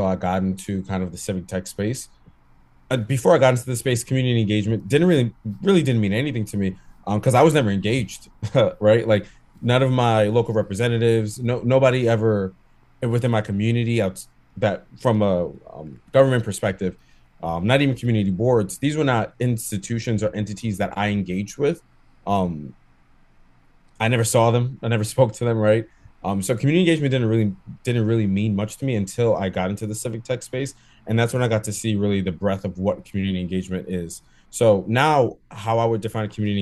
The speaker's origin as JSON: {"language": "English", "town": "New York City", "region": "New York", "country": "United States", "tie": "born or raised there", "said": "I grew up in Brooklyn. I did grow up in Bushwick"}